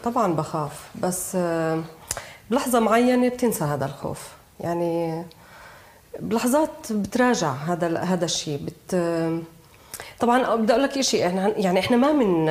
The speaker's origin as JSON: {"language": "Arabic", "town": "Jerusalem", "country": "Palestine", "said": "انا بنت القدس"}